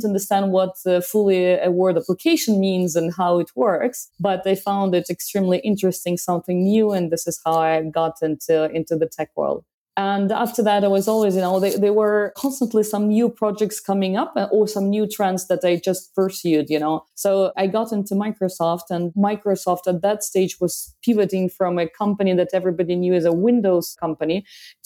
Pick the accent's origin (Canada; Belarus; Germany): Belarus; also born or lived in France; now in Paris, France; By origin, I'm from Belarus and it's been a long time. I left the country, did lots of geographies in my life.